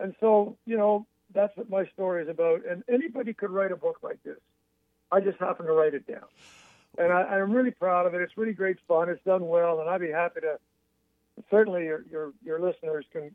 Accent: Montreal, Quebec, Canada; now in Athens, United States; I'm a boy from Montreal, Canada, and here I am sitting in Athens, Georgia

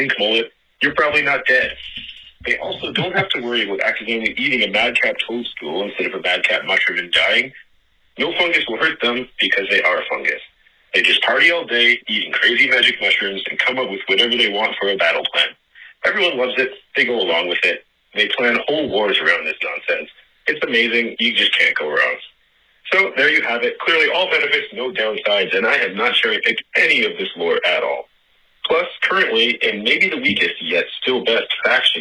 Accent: Canada; As a Canadian

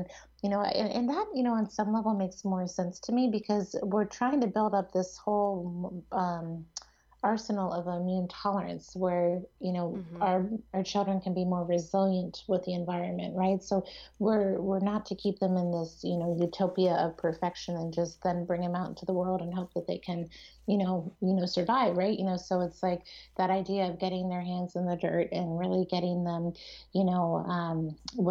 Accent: East Coast, United States; now in Seattle, United States; I grew up on the East Coast and now I live in Seattle

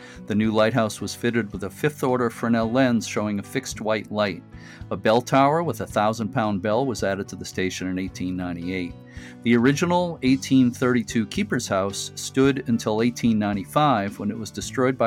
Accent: Lynn, Massachusetts, United States; I'm from Lynn, Mass.

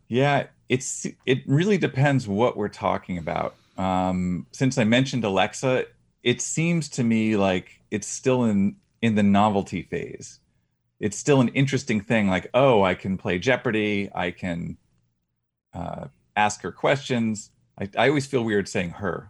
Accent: Boston, Massachusetts, United States; I'm from the Boston area

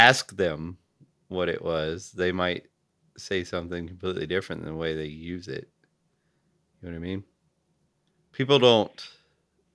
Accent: the South, United States; I grew up in the South

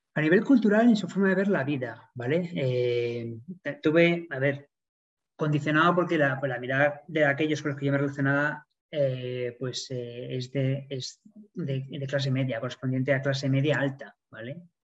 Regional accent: Spain; moved away as an adult; also born or lived in Sydney, Australia; como buen español que soy.

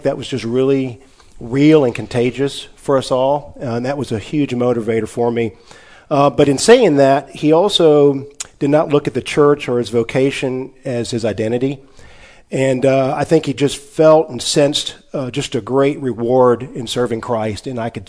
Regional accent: Texarkana, Arkansas, United States; In Texarkana, Arkansas.

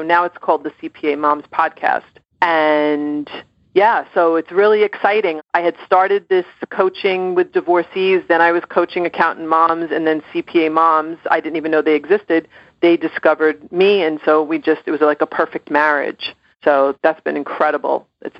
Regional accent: Ireland; I'm Irish, and I can be really, really stubborn.

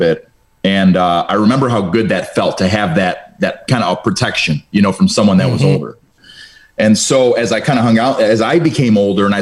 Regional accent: Cleveland, Ohio, United States; first language Romanian; English is a second language; at that time I was in Cleveland public schools

